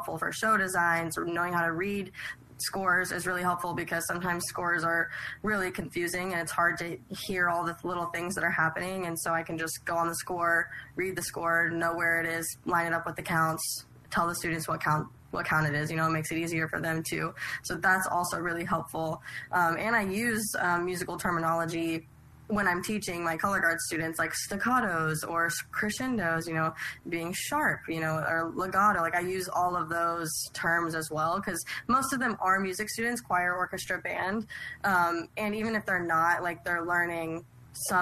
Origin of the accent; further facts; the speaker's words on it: Oklahoma, United States; I'm also from Oklahoma. I teach in Oklahoma